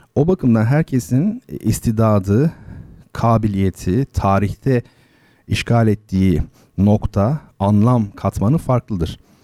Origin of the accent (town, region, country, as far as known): Turkey; first language Turkish